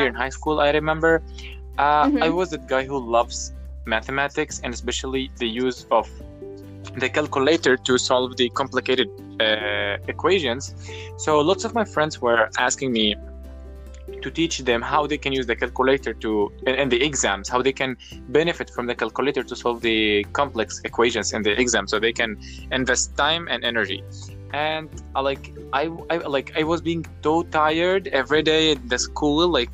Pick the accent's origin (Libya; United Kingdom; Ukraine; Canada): Libya; Tripoli, Tripoli District; I am from Tripoli, Libya